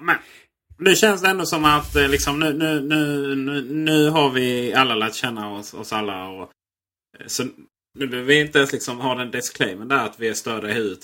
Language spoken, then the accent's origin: Swedish; Blekinge, Sweden; Där jag kommer från Blekinge har vi en liten residensstad som heter Karlskrona